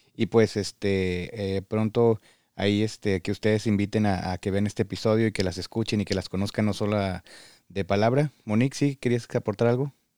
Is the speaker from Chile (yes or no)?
no; Mexico; moved away as an adult; now in Michigan, United States; Todos venimos de México